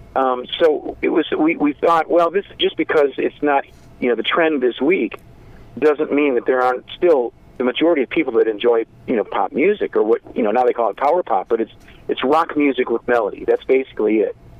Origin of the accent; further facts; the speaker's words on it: Zion, Illinois, United States; We grew up in in a small town called Zion, Illinois, which is right on the border of uh, Lake Michigan, just uh, halfway between Chicago and Milwaukee